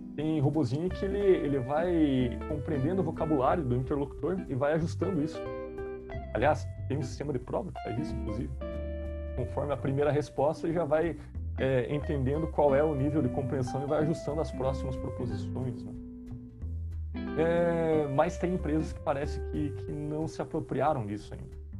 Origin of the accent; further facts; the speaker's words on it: South Region, Brazil; accent: sotaque carregado do sul, do interior; Eu posso falar com esse to, sotaque carregado aqui do, do sul, do interior